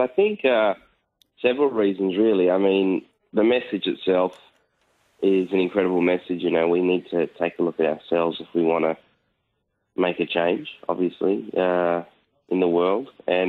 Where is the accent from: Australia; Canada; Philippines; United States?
Australia; Perth, Western Australia; It was great. It was at the time, you know, when you're growing up, you don't realise that it's smaller. You know, everyone always says, oh, it's such a small world. Perth really is a small place.